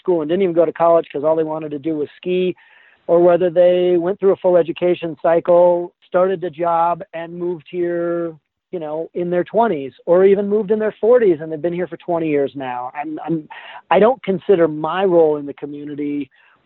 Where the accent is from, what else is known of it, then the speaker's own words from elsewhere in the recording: Telluride, Colorado, United States; also born or lived in Aspen, Colorado; I was born in Aspen, but I grew up in Telluride. My dad was the first director of ski school over there. So my identity is as a Telluride local